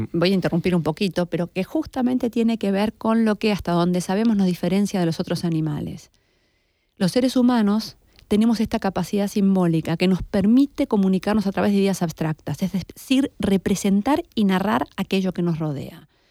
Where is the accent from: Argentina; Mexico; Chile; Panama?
Argentina; Yo también estoy perdida siendo argentina